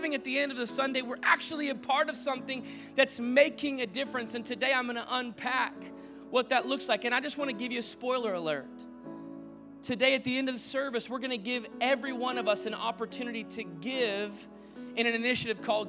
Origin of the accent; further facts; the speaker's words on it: Dallas, Texas, United States; also born or lived in Arizona; now in Orange County, United States; we lived in Arizona, we grew up in Dallas, and we moved to Orange County to plant this church